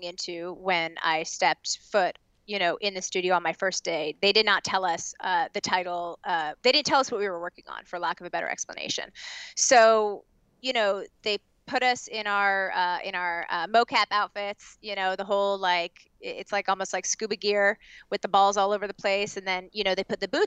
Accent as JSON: {"language": "English", "region": "Southern California", "country": "United States", "said": "I'm from Southern California"}